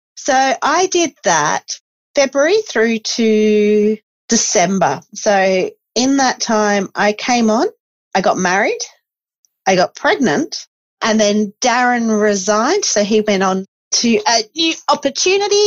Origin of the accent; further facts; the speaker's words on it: Esperance, Western Australia, Australia; I grew up in Esperance